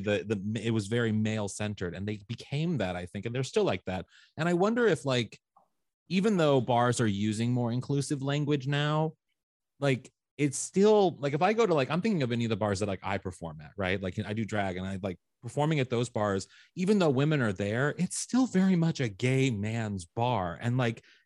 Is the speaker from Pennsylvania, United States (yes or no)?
no; St. Louis, Missouri, United States; moved away; I'm from St. Louis, Missouri